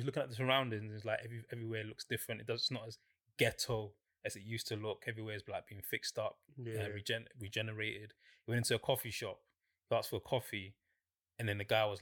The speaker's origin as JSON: {"language": "English", "region": "London", "country": "United Kingdom", "said": "we're from South London."}